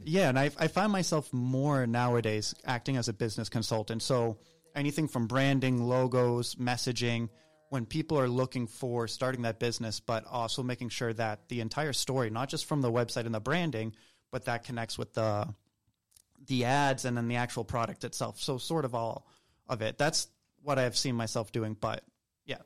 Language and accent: English; Southern Maine, United States; moved away as an adult; also born or lived in Nicaragua / Peru; now in Atlanta, United States; I'm also not from Atlanta originally. Um, I'm from Southern Maine